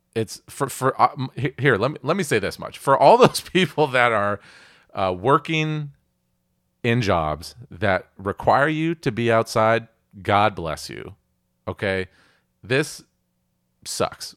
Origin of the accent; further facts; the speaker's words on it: Puget Sound, Pacific Northwest, Washington, United States; I grew up here in the Pacific Northwest. I grew up in Puget Sound